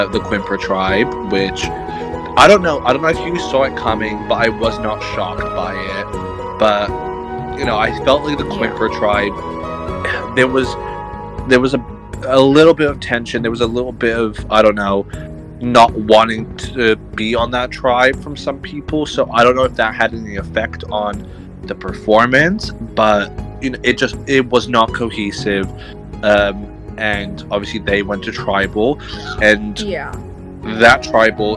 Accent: United Kingdom; because we're British

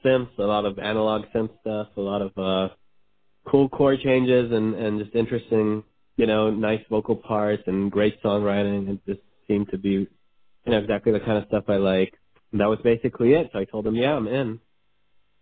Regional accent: Israel; I was born and raised in Israel

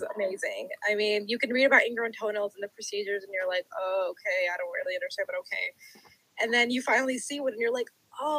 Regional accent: Texas, United States; Both of our families that are here. We both lived here forever. You know, I wasn't born here, but I've grown up here.

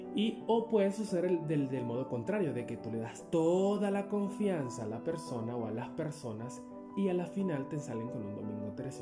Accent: Upata, Bolívar, Venezuela; moved away as an adult; also born or lived in El Palmar, Bolívar, Venezuela; nos mudamos de mi pueblo de nacimiento, que es el Palmar Estado Bolívar, Venezuela. Nos mudamos desde ese pueblo hasta la ciudad de Upata, donde desde los 8 años viví yo en Upata, hasta los 27 que emigré

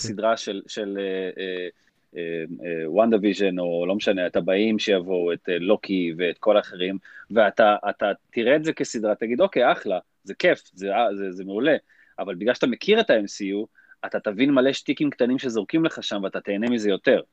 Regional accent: Israel; אנחנו ישראלים

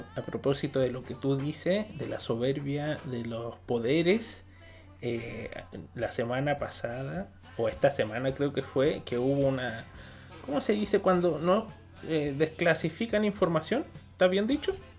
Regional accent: Chile

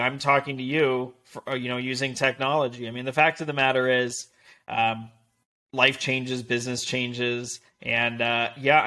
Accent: Las Vegas, Nevada, United States; moved away as an adult; also born or lived in Denver, Colorado; now in Newport Beach, United States; live in Newport Beach, California. I was born and raised in Vegas

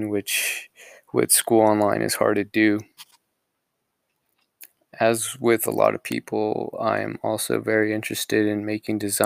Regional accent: Escondido, California, United States; also born or lived in Puebla, Mexico; when I was 2 years old, my family moved here to Escondido, California. Since then, I've lived in Escondido and have grown up here

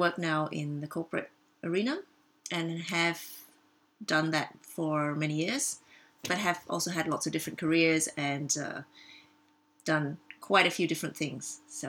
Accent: Australia; moved away as an adult; also born or lived in Czech Republic; now in Zurich, Switzerland; I've lived here in Zurich for close to 20 years. I am originally from Australia, and actually in the move from Australia to Europe or Switzerland

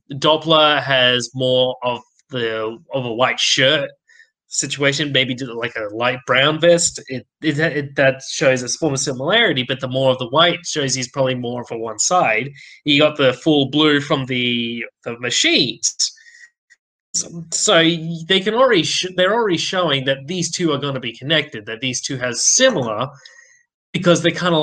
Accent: Australia; We're Aussie.

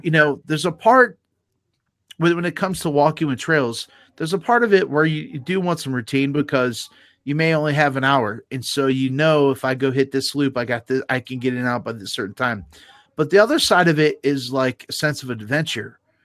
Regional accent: Garrettsville, Ohio, United States; I grew up in Garrettsville

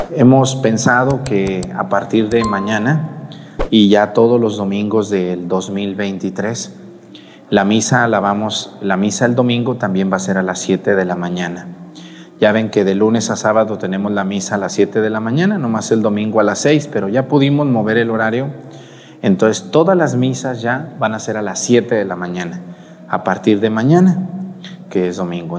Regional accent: Mexticacán, Jalisco, Mexico; also born or lived in La Mojonera, Jalisco; mi pueblo, Mesticacán

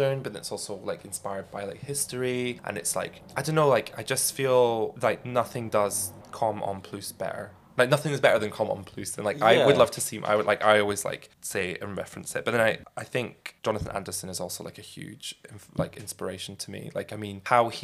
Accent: Scotland, United Kingdom; both of our dads being in the military, being Scottish

